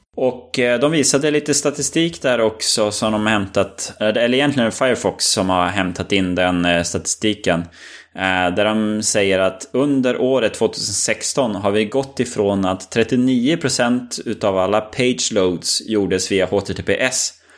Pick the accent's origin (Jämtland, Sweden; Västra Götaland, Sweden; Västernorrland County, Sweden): Västernorrland County, Sweden; Örnsköldsvik; vi är från Övik